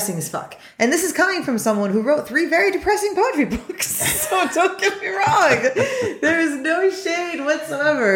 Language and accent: English; Australia; I'm not that Australian, although I am Australian